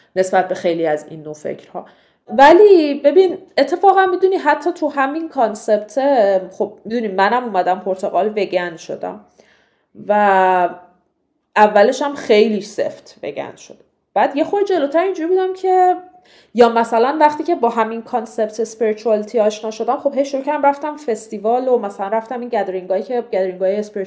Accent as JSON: {"language": "Persian", "country": "Iran", "moved": "as an adult", "lives_now": "Portugal", "said": "من ایرانیم من مثلا مفتخرم به اینکه ایرانیم"}